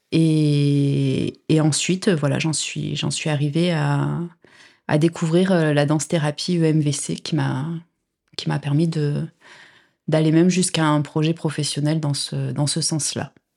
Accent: Drôme, Auvergne-Rhône-Alpes, France; now in Nîmes, France; je suis originaire de, de, la Drôme

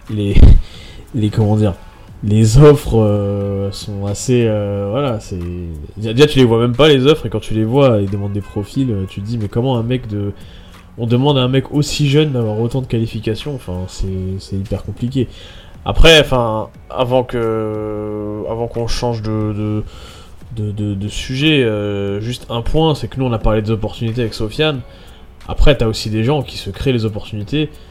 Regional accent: France; moved away as an adult; Euh, moi, je suis venu de France direct pour mon boulot

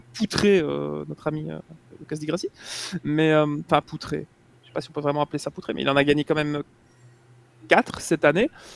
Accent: Belgium; en tant que Belge

